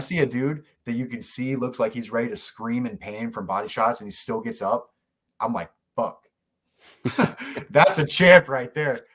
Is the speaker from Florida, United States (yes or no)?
no; South Georgia, United States; I'm from South Georgia